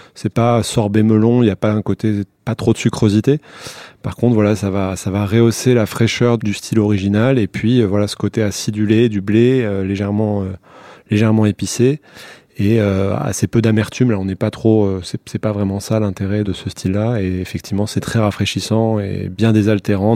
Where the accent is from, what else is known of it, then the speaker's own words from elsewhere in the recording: Bordeaux, Nouvelle-Aquitaine, France; also born or lived in United States; now in Paris, France; nous on est de Bordeaux